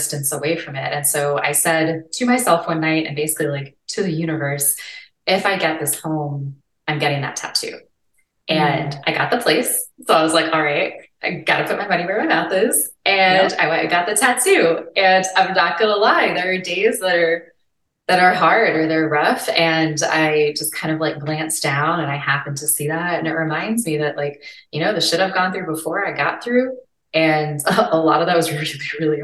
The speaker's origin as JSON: {"language": "English", "town": "New Orleans", "region": "Louisiana", "country": "United States", "tie": "born or raised there", "moved": "yes", "said": "I made a huge decision to move back to my hometown of New Orleans"}